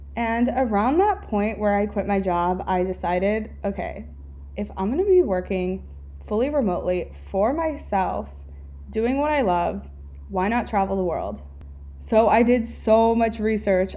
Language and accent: English; California, United States; moved away as an adult; also born or lived in Pennsylvania / Fort Lauderdale, Florida; I grew up in California